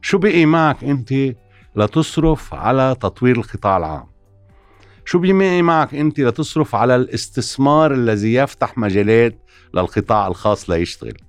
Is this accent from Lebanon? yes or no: yes; Lebanon